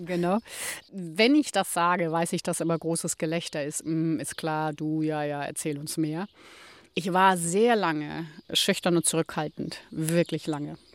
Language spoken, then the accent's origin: German; Ismaning, Bavaria, Germany; now in Hallig Hooge, Germany; ich meinen Heimatort Ismaning bei München liebe